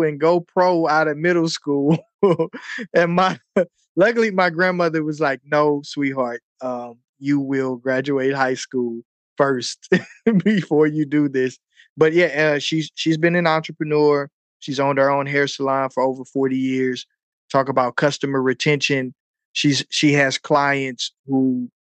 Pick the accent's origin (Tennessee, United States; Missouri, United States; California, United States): Missouri, United States; St. Louis; I'm from St. Louis, Missouri, so we have all four seasons